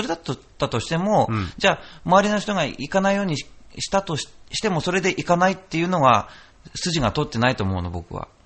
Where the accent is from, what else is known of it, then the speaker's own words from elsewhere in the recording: Noto, Ishikawa, Japan; now in Urayasu, Japan; 今、僕、その浦安に住んでて、うんで僕、出身が能登